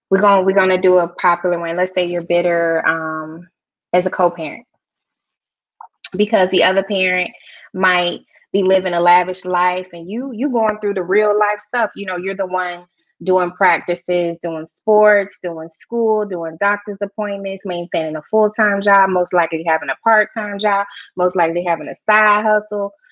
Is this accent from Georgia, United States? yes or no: yes; Georgia, United States; I'm not from Kentucky. So mm-hmm. Yeah, I'm a Georgia peach